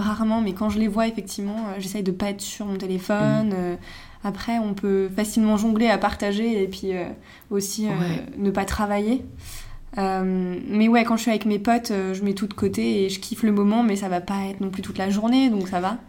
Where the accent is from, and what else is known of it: Megève, Auvergne-Rhône-Alpes, France; moved away as an adult; now in Paris, France